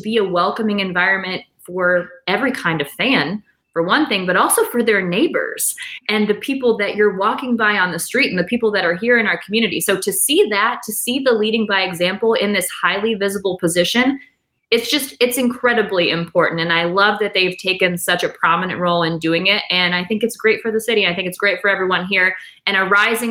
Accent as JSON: {"language": "English", "town": "Canton", "region": "Ohio", "country": "United States", "also_born_or_lived": "Los Angeles / New York", "moved": "as an adult", "lives_now": "Cleveland, United States", "said": "I'm from Canton originally, 330"}